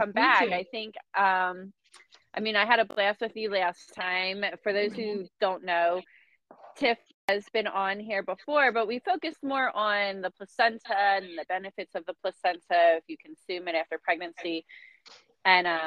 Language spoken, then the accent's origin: English; Philadelphia, Pennsylvania, United States; moved away; also born or lived in North Jersey / South Jersey / Las Vegas / Texas; I'm from Philly